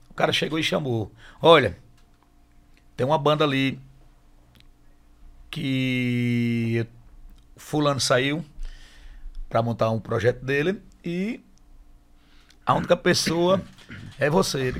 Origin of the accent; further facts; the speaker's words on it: Macambira, Sergipe, Brazil; no sábado, fiz outro em Macambira, na minha terra natal. E no domingo, eu fiz novamente no Campo do Brito, no Bom Jardim.